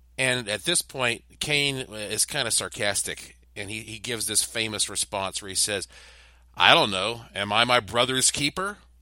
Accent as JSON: {"language": "English", "town": "Asheville", "region": "North Carolina", "country": "United States", "tie": "born or raised there", "said": "my hometown of Asheville, North Carolina"}